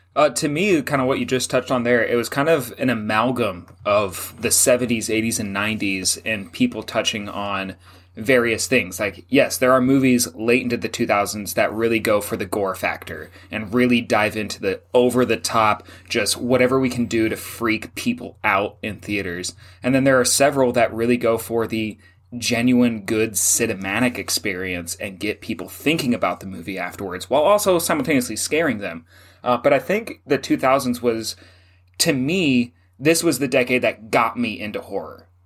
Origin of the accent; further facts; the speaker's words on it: Gig Harbor, Washington, United States; when we were kids growing up in Gig Harbor